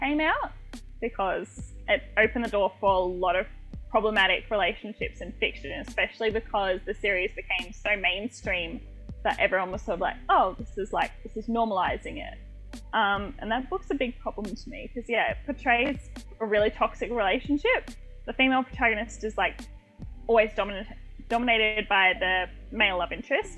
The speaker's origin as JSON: {"language": "English", "country": "Australia", "said": "I'm Australian"}